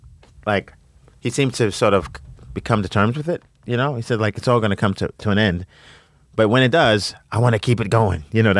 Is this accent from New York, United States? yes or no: yes; New York, United States; I'm from New York